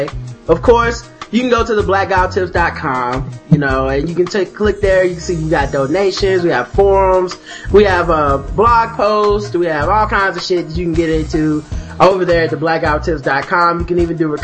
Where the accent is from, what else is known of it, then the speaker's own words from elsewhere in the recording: United States; I'm American